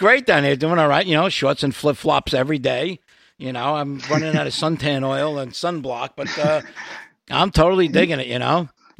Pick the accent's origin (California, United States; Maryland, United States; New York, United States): New York, United States; accent: Brooklyn; moved away; I'm originally from New York.